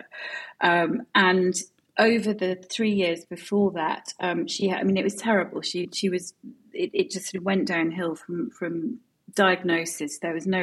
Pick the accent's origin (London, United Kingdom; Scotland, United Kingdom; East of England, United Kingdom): Scotland, United Kingdom; Edinburgh; I grew up in Edinburgh